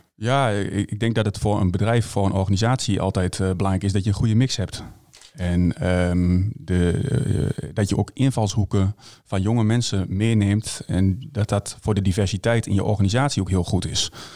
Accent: Hengelo, Overijssel, Netherlands; ik kom uit Hengelo

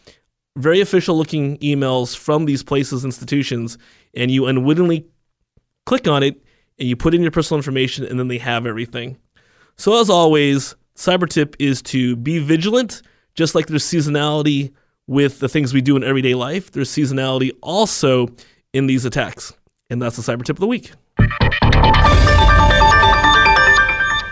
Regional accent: United States; I'm Chinese American

